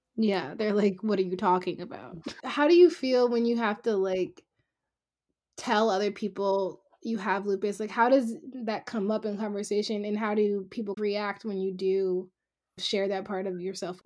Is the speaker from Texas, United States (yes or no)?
no; Silver Spring, Maryland, United States; having grown up in a suburb just outside of Washington, D C, called Silver Spring, Maryland